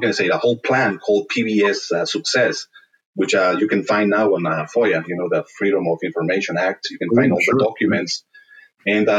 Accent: Berlin, Germany; moved away; also born or lived in Latin America; I was born in Germany, in Berlin, actually, a very cosmopolitan city

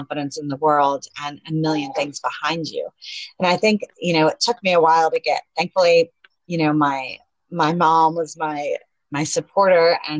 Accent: Atlanta, Georgia, United States; now in Panama City, Panama; I am from Atlanta, Georgia, living in Panama City, Panama

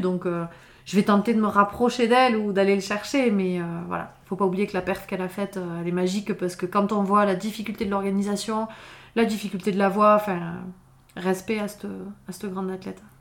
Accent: Font-Romeu, Occitania, France; also born or lived in Perpignan; je suis revenue vivre à Font-Romeu, qui, est, mon village euh, d'enfance. Hein. Je suis née à Perpignan, j'ai grandi ici

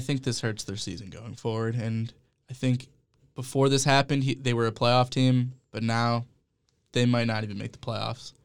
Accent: Cleveland, Ohio, United States; being from Ohio, my social media circles tend to revolve around Cleveland and because I'm from Cleveland

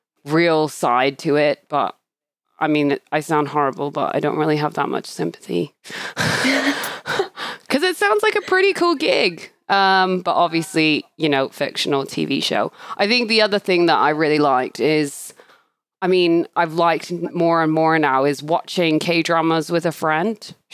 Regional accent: Australia; born there; accent: Canadian-British; also born or lived in Canada / United Kingdom; I'm a bit of a Commonwealth citizen, I guess, because I was born in Australia. And I think a lot of people think for some reason I have an Australian accent, but I don't. I have this fusion Canadian-British thing going on.

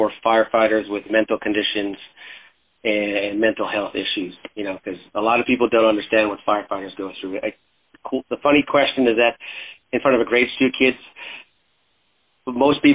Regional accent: Canada; moved away; I was originally from Canada. I was a freestyle skier back then

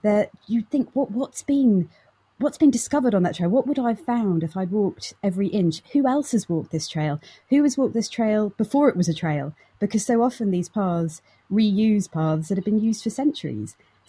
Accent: Norfolk, East of England, United Kingdom; I grew up in Norfolk.

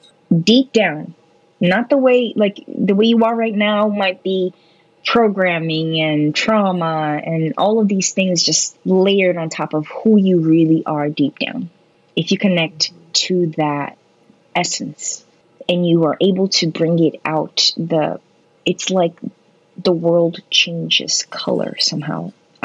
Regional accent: New Jersey, United States; born there; I guess we were both born in the Northeast. I was born in New Jersey.

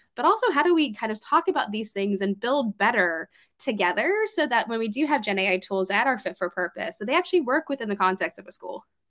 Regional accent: Georgia, United States; moved away as an adult; also born or lived in New York City; I moved up from Georgia, which is where I'm from

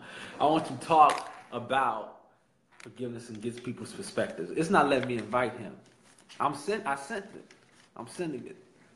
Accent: Chicago, Illinois, United States; now in Washington, United States; I am from Chicago, Illinois. I am currently in D.C. attending the illustrious, I think that's a good word, the illustrious Howard University.

